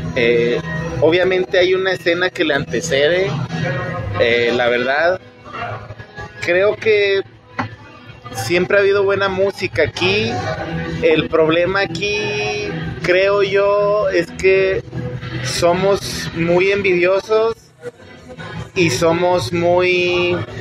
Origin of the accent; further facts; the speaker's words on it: Fresnillo, Zacatecas, Mexico; moved away as an adult; now in Mexico City, Mexico; soy de orgullosamente de Fresnillo, Zacatecas